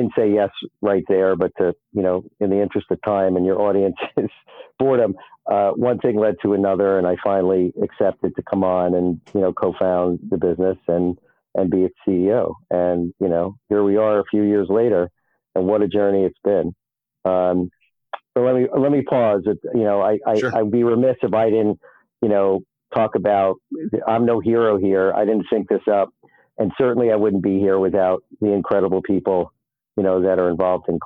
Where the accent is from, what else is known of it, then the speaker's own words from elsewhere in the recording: New York City, New York, United States; as a New Yorker, where we're always walking around, we're always in a rush